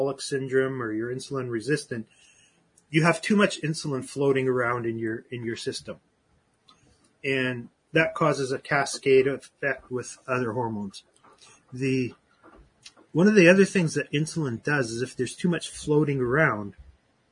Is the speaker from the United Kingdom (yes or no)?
no; Canada; I'm Canadian.